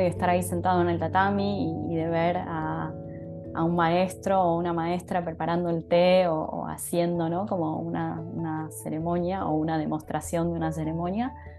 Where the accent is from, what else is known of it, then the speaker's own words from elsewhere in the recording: Buenos Aires, Argentina; also born or lived in Japan; yo soy argentina, o sea, estoy dando esta charla desde Buenos Aires, que es la ciudad en donde vivo, la ciudad en donde me crié